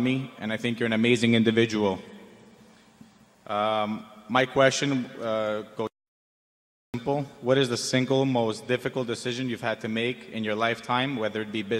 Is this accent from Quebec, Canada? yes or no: yes; Montreal, Quebec, Canada; Hello, Warren, Charlie. … I'm from Montreal, Canada.